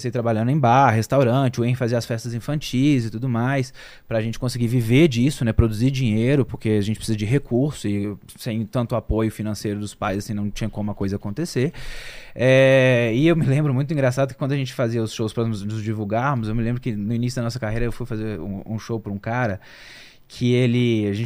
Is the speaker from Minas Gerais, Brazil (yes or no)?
yes; Belo Horizonte, Minas Gerais, Brazil; lá em, em Belo Horizonte, que é a nossa cidade natal, nós somos mineiros.